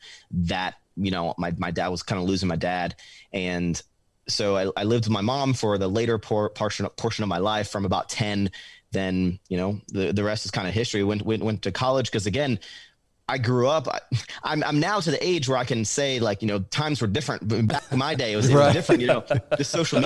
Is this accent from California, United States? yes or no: no; Richmond, Virginia, United States; born or raised there; moved away as an adult; now in Texas, United States